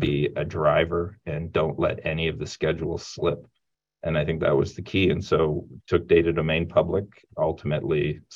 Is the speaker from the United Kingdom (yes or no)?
no; Sarnia, Ontario, Canada; I grew up in Sarnia, Ontario, Canada, a small town about 3 hours from Toronto